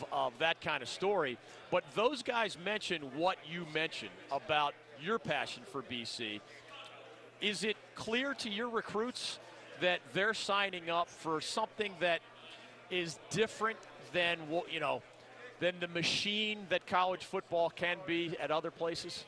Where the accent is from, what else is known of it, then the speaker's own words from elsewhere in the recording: Philadelphia, Pennsylvania, United States; I grew up in Philly